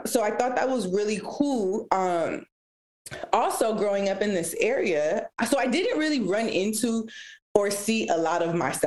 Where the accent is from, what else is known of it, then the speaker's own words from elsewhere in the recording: Los Angeles, California, United States; first language Spanish; English is a second language; also born or lived in Downey / Paramount; So I was born and raised here in Los Angeles. I grew up actually in the area that I still live